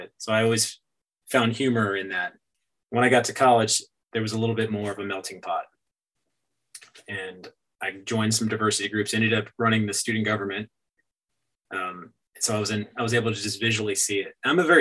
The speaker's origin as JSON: {"language": "English", "town": "Myrtle Beach", "region": "South Carolina", "country": "United States", "tie": "born or raised there", "also_born_or_lived": "Hawaii / New York", "moved": "as an adult", "said": "I stayed in my hometown, growing up where I grew up in Myrtle Beach"}